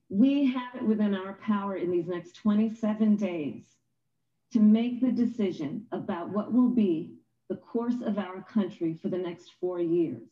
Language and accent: English; California, United States; my home state of California.